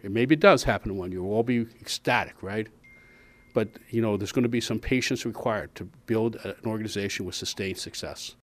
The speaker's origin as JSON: {"language": "English", "town": "Pittsburgh", "region": "Pennsylvania", "country": "United States", "tie": "born or raised there", "moved": "yes", "said": "I'm obviously from Pittsburgh, which, which you guys know. I was with the Steelers for a lot of years, and obviously there's a toughness and discipline that's, um, known for that city and for that team. And so I'm not gonna ignore that, and it's something I, I grew up"}